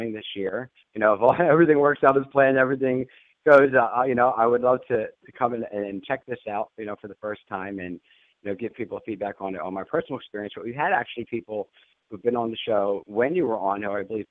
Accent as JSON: {"language": "English", "region": "Pennsylvania", "country": "United States", "said": "Pennsylvania, in my home state in the Poconos"}